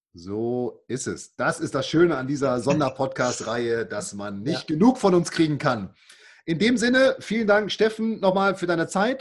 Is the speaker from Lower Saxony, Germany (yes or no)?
no; Münster, North Rhine-Westphalia, Germany; ich komme ja aus Münster